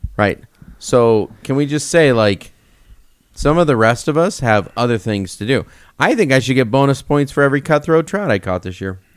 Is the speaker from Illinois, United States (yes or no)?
yes; Illinois, United States; moved away; I'm from Illinois.